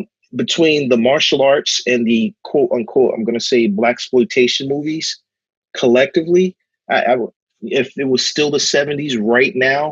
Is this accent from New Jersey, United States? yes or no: yes; Hillside, New Jersey, United States; moved away; I grew up in Hillside.